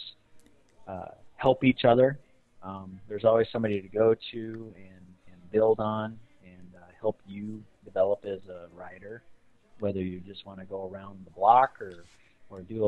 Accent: Rapid City, South Dakota, United States; I grew up in Rapid City, and I ran cross country

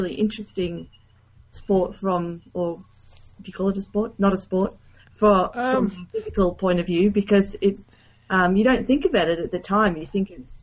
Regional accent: Queensland, Australia; also born or lived in Norway; I grew up in Queensland in Australia.

